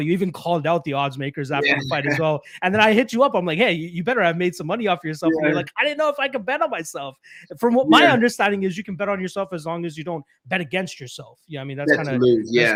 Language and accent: English; Brampton, Ontario, Canada; where I'm from in Brampton, growing up in like middle school and high school